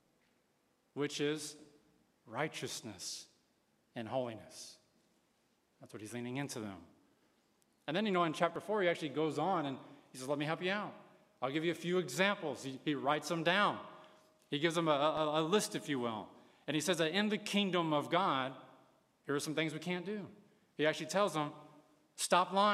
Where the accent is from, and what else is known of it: United States